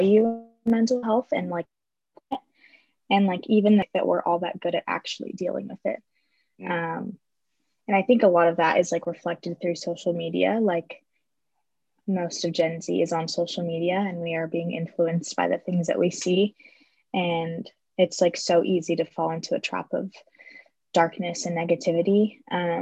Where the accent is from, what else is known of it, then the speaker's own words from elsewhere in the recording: Las Vegas, Nevada, United States; moved away as an adult; also born or lived in Phoenix area; now in Phoenix, United States; I'm from Las Vegas.